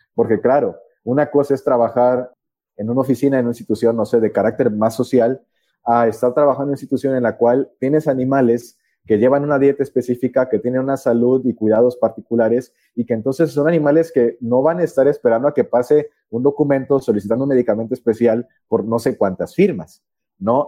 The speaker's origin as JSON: {"language": "Spanish", "country": "Mexico", "also_born_or_lived": "Chiapas"}